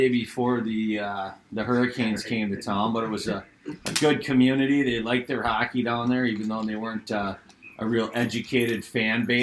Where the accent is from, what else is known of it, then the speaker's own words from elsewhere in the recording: Roseville, United States; Well, yeah, I played hockey at Roseville High School. Graduated in '88.